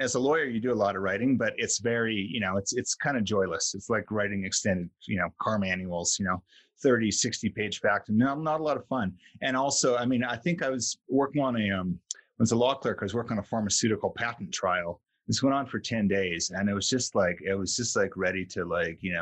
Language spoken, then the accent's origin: English; Vancouver, British Columbia, Canada; moved away; I grew up in Vancouver, Canada